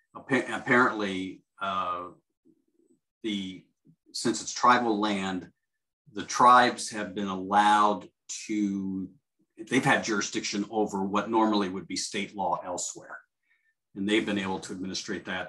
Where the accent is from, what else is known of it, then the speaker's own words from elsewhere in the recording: Cleveland, Ohio, United States; I grew up in Cleveland